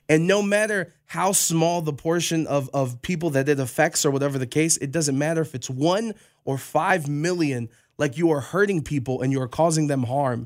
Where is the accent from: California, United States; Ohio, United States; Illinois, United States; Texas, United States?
Ohio, United States; Cleveland; I'm born and raised in Cleveland